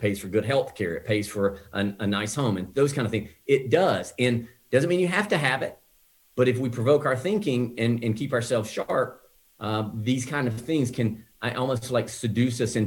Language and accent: English; the South, United States; now in Scottsdale, United States; when I grew up in the South, trees were everywhere